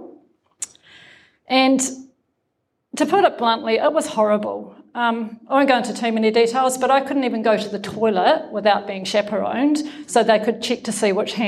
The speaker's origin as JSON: {"language": "English", "region": "Nelson", "country": "New Zealand", "tie": "born or raised there", "said": "I come from Nelson, right? Nelson's not a very big town"}